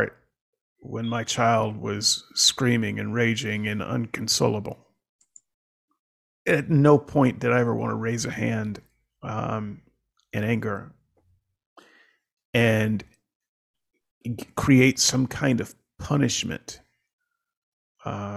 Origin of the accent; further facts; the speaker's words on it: the South, United States; I grew up in the South during a certain time